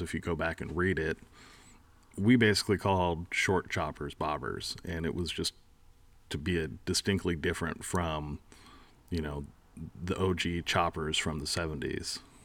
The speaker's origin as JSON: {"language": "English", "area": "East Bay, San Francisco Bay Area", "region": "California", "country": "United States", "tie": "born or raised there", "moved": "yes", "said": "I grew up in the Bay Area, uh, the East Bay"}